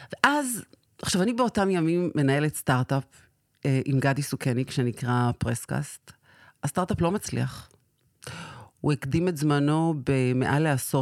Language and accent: Hebrew; Sderot, Southern District, Israel; נולדתי בשדרות